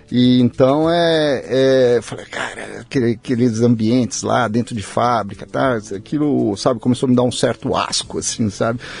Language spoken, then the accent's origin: Portuguese; São Paulo, Brazil; daqui de São Paulo, eu fui, fui criado aqui em São Paulo, meus pais são do interior, já faleceram.